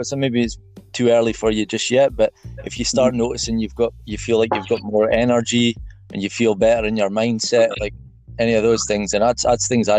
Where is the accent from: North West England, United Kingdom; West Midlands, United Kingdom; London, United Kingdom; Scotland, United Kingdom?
Scotland, United Kingdom; Peterhead; moved away as an adult; now in Glasgow, United Kingdom; I'm from Peterhead.